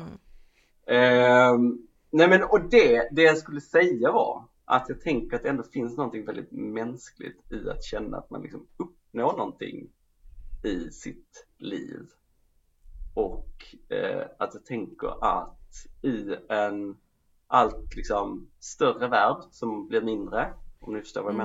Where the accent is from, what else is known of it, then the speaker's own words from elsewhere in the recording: Skåne, Sweden; jag var skåning.